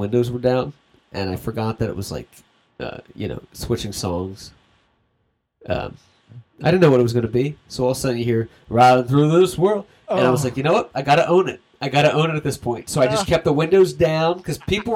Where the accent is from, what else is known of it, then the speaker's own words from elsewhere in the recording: United States; I'm American